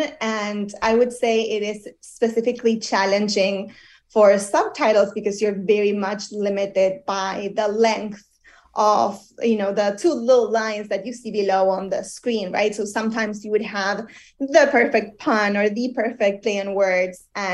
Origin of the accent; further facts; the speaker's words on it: Argentina; moved away; I come from Argentina